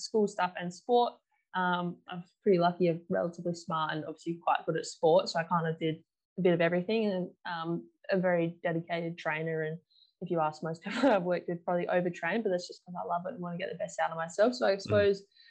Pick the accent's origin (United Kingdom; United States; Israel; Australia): Australia; Perth, Western Australia; I've been born and bred in Perth, Western Australia, my whole life.